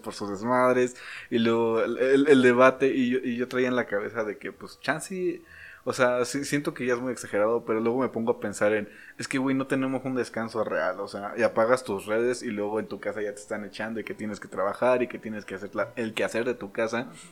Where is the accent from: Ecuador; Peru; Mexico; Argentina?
Mexico; nosotros como mexicanos